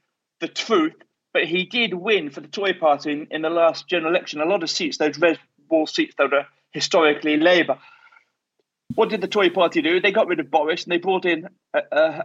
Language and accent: English; Leicestershire, East Midlands, United Kingdom; I'm from the East Midlands, Leicestershire, basically in the dead geographical centre of England.